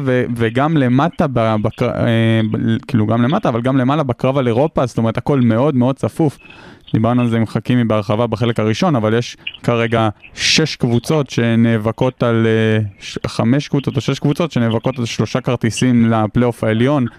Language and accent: Hebrew; Hod HaSharon, Central District, Israel; moved away; במקור מאוד השרון